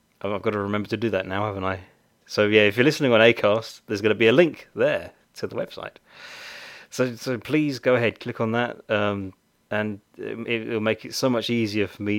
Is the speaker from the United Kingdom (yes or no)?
yes; United Kingdom; I'm very British.